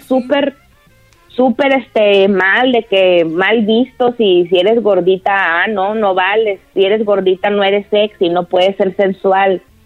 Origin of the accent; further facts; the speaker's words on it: Torreón, Coahuila, Mexico; soy de Torreón, Coahuila